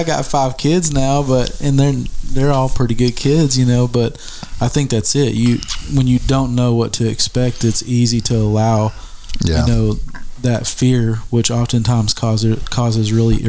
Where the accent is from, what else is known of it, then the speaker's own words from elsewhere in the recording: Arkansas, United States; also born or lived in Ohio; now in Russellville, United States; I moved back home to Arkansas